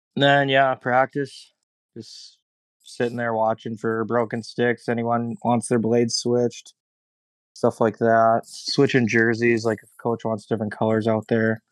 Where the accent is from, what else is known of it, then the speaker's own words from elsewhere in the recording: Mankato, Minnesota, United States; I'm from Mankato, so parents live about ten minutes away from where I'm at.